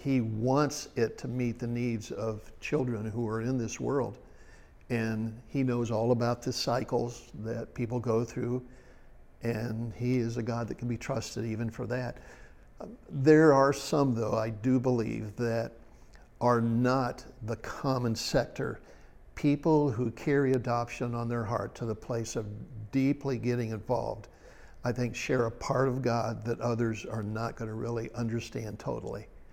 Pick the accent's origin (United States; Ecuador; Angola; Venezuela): United States; Ohio; I was raised in Ohio over by Indiana